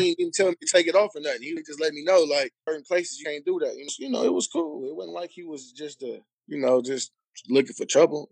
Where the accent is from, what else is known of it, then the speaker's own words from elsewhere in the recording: Cleveland, Ohio, United States; moved away; also born or lived in Long Beach; I'm from Cleveland